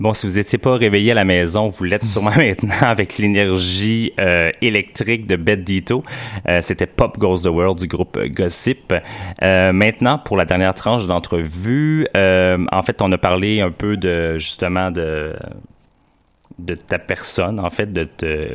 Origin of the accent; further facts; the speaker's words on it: Quebec, Canada; quand on est québécois